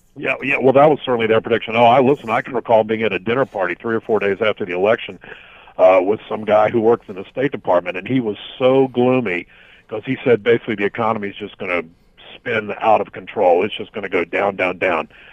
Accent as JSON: {"language": "English", "country": "United States", "said": "like a lot of Americans"}